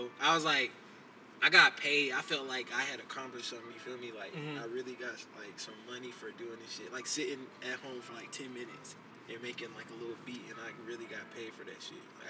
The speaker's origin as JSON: {"language": "English", "town": "Rock Hill", "region": "South Carolina", "country": "United States", "said": "Rockville, South Carolina as well."}